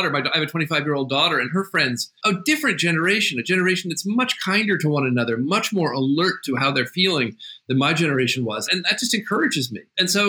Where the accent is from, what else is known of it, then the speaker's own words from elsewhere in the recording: New England, United States; I'm from New England. My family was there for a long time.